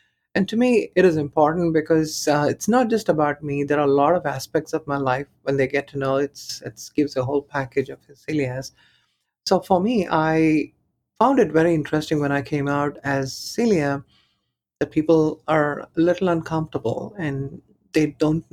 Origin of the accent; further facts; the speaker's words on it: Chennai, Tamil Nadu, India; moved away; I was born in Chennai.